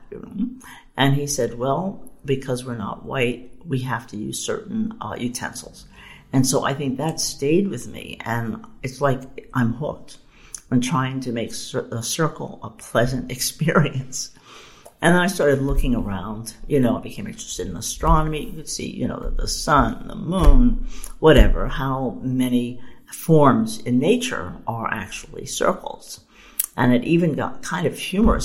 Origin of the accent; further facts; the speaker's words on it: Philadelphia, Pennsylvania, United States; I grew up in Philadelphia